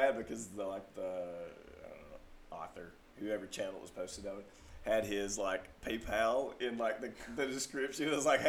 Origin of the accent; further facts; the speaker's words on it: Mississippi, United States; now in Dallas, United States; I'm from Mississippi.